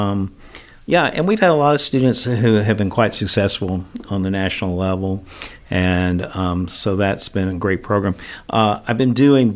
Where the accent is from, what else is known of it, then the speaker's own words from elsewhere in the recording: Atlanta, Georgia, United States; moved away as an adult; also born or lived in Bozeman, Montana; I'm from Atlanta originally, and then I moved back to Atlanta